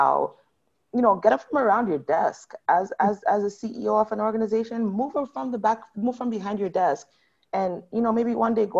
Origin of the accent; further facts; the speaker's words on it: Canada; I keep on saying this country, I'm not American, I'm Canadian.